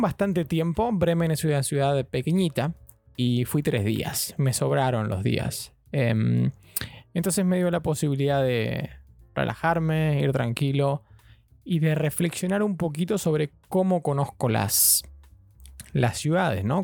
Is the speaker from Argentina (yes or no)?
yes; Argentina; moved away as an adult; now in London, United Kingdom; argentino, viviendo en Londres hace tres años